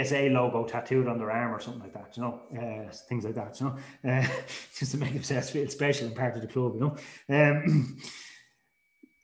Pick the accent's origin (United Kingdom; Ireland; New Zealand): Ireland; Dublin, Leinster; I grew up in Dublin, and basically when I grew up in Dublin as a teenager